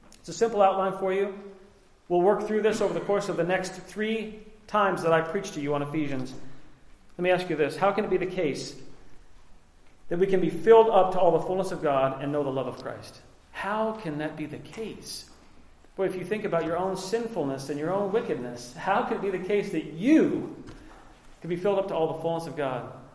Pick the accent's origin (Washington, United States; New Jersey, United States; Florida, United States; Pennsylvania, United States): Washington, United States; Liberty Lake; I was raised in Liberty Lake, Washington, in the early 80s